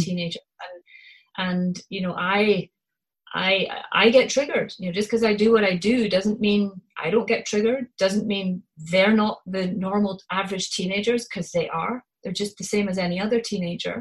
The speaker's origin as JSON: {"language": "English", "region": "Scotland", "country": "United Kingdom", "accent": "Scottish", "said": "my Scottish accent"}